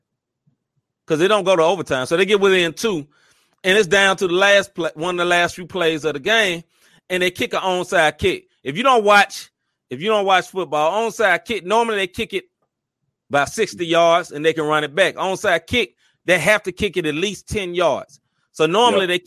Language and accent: English; Memphis, Tennessee, United States; I'm from Memphis